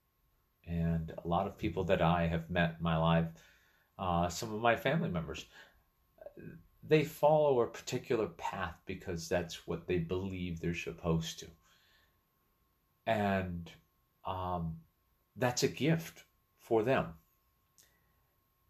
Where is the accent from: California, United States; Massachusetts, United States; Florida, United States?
Massachusetts, United States; moved away as an adult; also born or lived in Connecticut; growing up in Massachusetts.